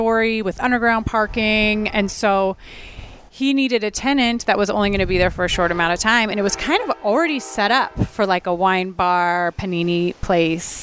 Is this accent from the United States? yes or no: yes; Ontario, California, United States; moved away as an adult; also born or lived in Rancho Cucamonga / Upland / London; I grew up in the Inland Empire in Ontario